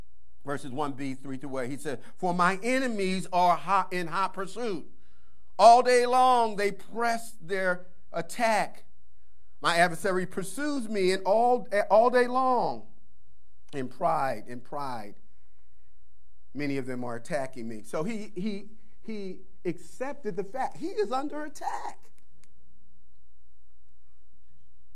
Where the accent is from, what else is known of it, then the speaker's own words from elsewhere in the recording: Philadelphia, Pennsylvania, United States; moved away; I'm from Philly.